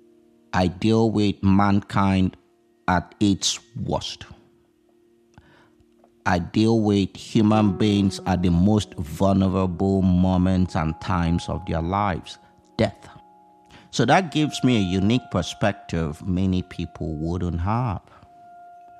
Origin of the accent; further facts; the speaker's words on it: Nigeria; moved away as an adult; now in United States; I did not grow up in the United States of America. I grew up in Nigeria.